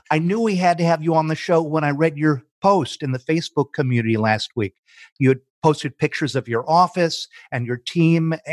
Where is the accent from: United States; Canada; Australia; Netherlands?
United States; Jackson, Michigan; also born or lived in Detroit, Michigan; I'm from Jackson, Michigan.